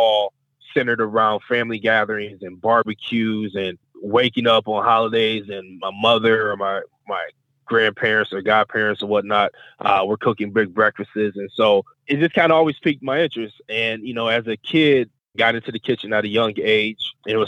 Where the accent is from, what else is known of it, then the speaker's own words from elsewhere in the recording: East Cleveland, Ohio, United States; And so, we grew up in East Cleveland off of Eddy Road.